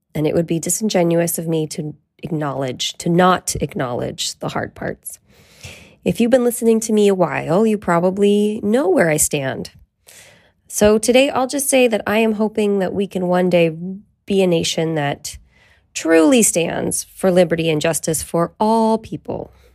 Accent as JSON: {"language": "English", "town": "Petaluma", "region": "California", "country": "United States", "tie": "born or raised there", "said": "we're still in my hometown, Petaluma"}